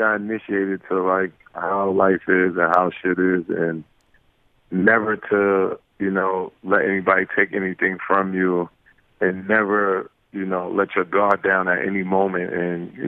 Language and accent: English; New York City, New York, United States; growing up in Brooklyn, you learn how to fight at an early age